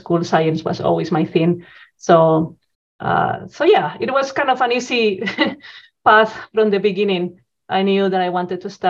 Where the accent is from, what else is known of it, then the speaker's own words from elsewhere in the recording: Spain; moved away as an adult; also born or lived in Zaragoza, Spain; now in Edmonton, Canada; Yes, so I'm originally from Spain. So I did the traditional school, high school in Spain.